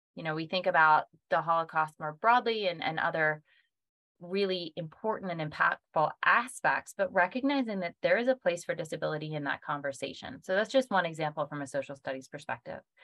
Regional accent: Pennsylvania, United States; Pennsylvania, which is my home state

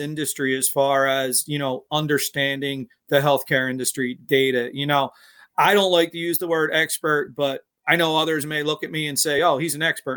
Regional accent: Philadelphia, Pennsylvania, United States; I was born and raised in Philadelphia. I grew up in a neighborhood called Fishtown.

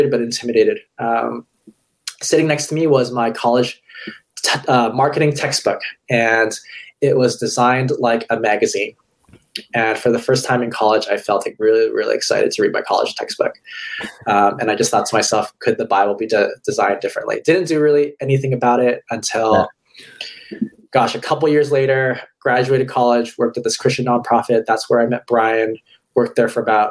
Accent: Hawaii, United States; moved away as an adult; also born or lived in California; I'm originally from Hawaii. I went to college in California

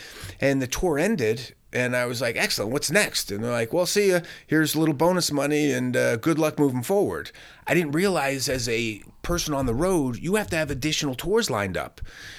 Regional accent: Pennsylvania, United States; moved away as an adult; when I moved from Pennsylvania to Los Angeles to start my career, I traveled the country living in a tent for 9 months.

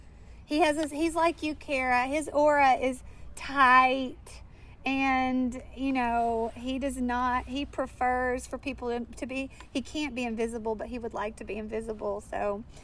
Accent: Pine Bluff, Arkansas, United States; also born or lived in Jonesboro, Arkansas; I was born in East Arkansas, Jonesboro, and I grew up in an area called Pine Bluff, Arkansas.

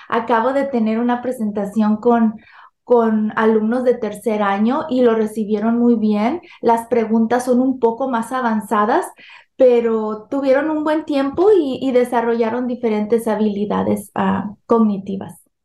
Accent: Sinaloa, Mexico; now in California, United States; soy originaria de México. Nací, crecí en el estado de Sinaloa y, y vivo aquí en California, Estados Unidos, desde hace 32 años

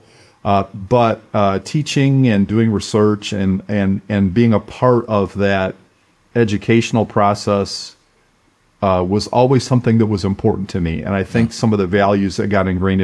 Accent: Flint, Michigan, United States; I grew up in Flint, Michigan, in a very blue collar background

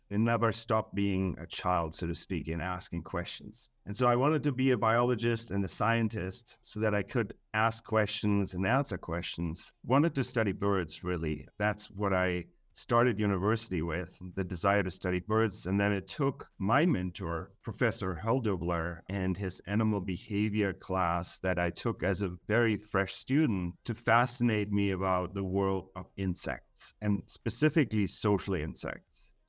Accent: Germany; Yeah, so I grew up in Germany, and my father was a biologist

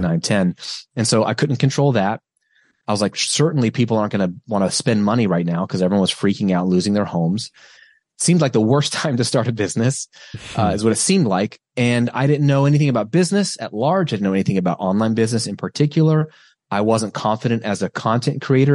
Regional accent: United States

